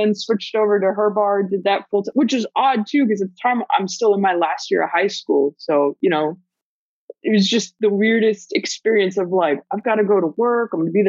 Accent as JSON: {"language": "English", "country": "Germany", "also_born_or_lived": "Guam", "moved": "yes", "said": "So I'm originally from Germany. My dad got stationed out there. Met my mom, you know, got married, had kids, got divorced. My mom decided to move us to Guam."}